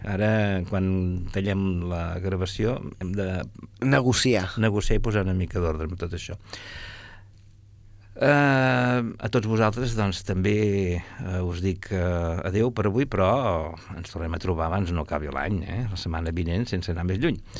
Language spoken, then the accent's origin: Catalan; Catalonia, Spain; que jo sóc més català que Beethoven.